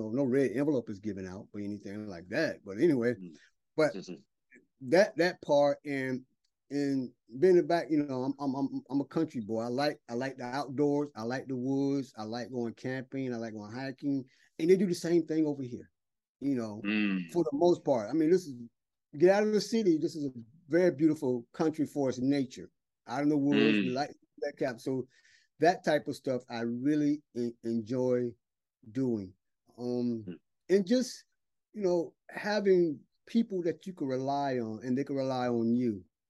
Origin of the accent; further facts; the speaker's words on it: the South, United States; now in China; because when I first came over here, you know, people staring at me, not seeing a black guy, you know, I'm from the South